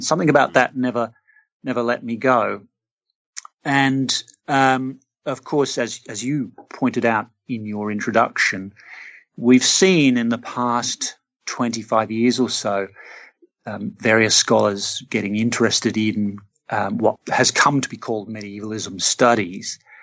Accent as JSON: {"language": "English", "country": "Australia", "tie": "born or raised there", "said": "I'm Australian. I grew up in an Australian city."}